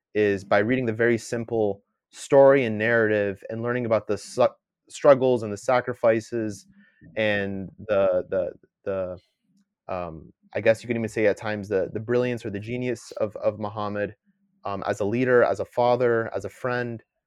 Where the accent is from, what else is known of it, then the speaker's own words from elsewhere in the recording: United States; first language English; I'm born here in the, in the U S, my first language is English